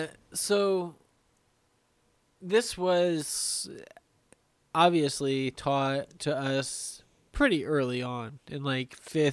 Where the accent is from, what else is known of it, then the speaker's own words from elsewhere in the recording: Hamilton County, Indiana, United States; I was brought up in Hamilton County, Indiana.